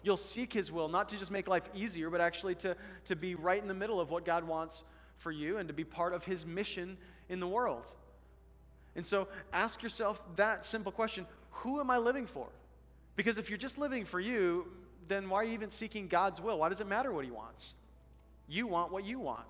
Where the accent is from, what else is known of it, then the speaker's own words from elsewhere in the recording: Colorado, United States; now in Alaska, United States; I come from Colorado, the Colorado River